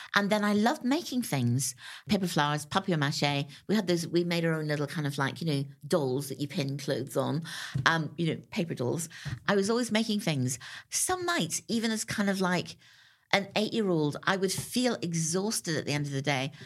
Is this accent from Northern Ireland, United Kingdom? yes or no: yes; Northern Ireland, United Kingdom; I grew up in Northern Ireland.